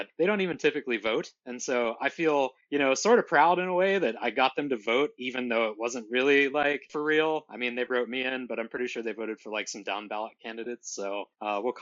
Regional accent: Ohio, United States; moved away as an adult; also born or lived in Portland, Oregon; now in Bellingham, United States; I'm originally from Ohio

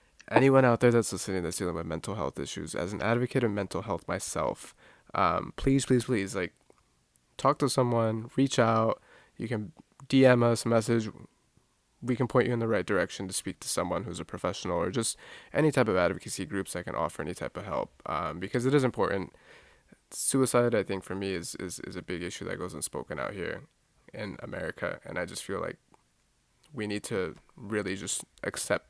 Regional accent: Southern California, United States; I'm from Southern California, bro. Like, in the neighborhood I grew up

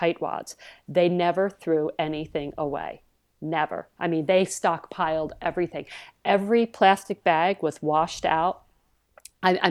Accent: New Jersey, United States; moved away; I was from South Jersey

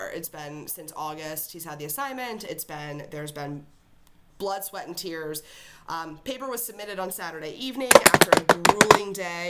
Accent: Virginia, United States; We're both from Virginia.

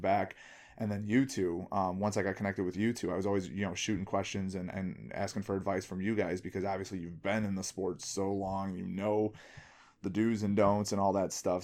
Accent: Bridgeview, Illinois, United States; I grew up in Bridgeview.

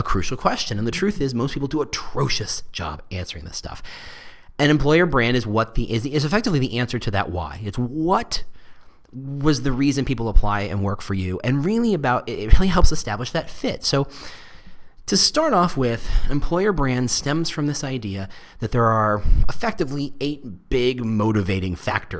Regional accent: New Jersey, United States; I'm from Jersey

